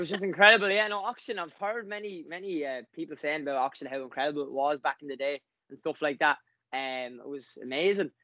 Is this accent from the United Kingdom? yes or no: no; Wexford, Leinster, Ireland; I'm from Wexford.